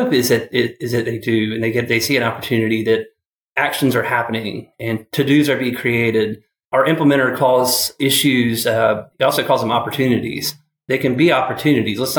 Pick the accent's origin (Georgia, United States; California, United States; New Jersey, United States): Georgia, United States; Atlanta; moved away as an adult; also born or lived in Clemson, South Carolina; now in Charlotte, United States; I moved here from Atlanta. Well, I grew up in Atlanta. I went to Clemson and then came to Charlotte